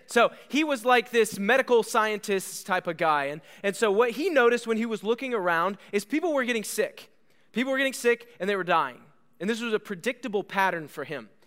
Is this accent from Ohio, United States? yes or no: yes; Bellville, Ohio, United States; moved away; I grew up in Ohio